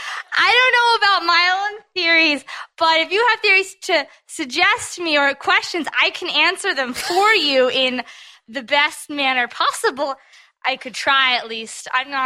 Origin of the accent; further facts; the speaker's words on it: Trenton, New Jersey, United States; I'm …. I'm from Trenton, New Jersey.